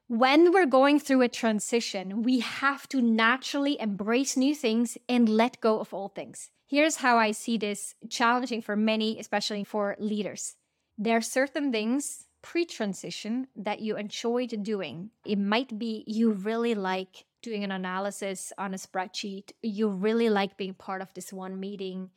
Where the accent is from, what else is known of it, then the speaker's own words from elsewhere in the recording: Switzerland; now in United States; I'm right now recording this episode from my hometown, we are spending a bit of time near my parents' house in Switzerland